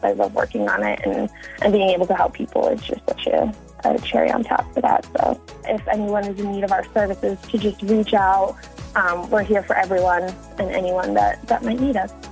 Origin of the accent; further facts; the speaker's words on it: Midland, Ontario, Canada; moved away as an adult; now in Los Angeles, United States; I am from Midland, more specifically a tiny little village called LaFontaine